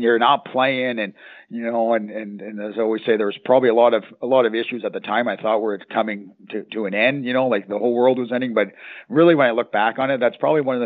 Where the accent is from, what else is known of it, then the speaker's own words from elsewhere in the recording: Canada; moved away; I'm from Canada